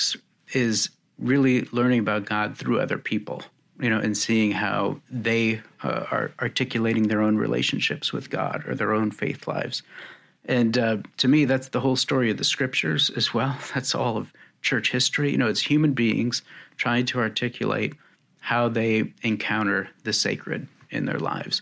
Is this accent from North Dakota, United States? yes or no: yes; Fargo, North Dakota, United States; moved away as an adult; also born or lived in Texas; I was raised Catholic in North Dakota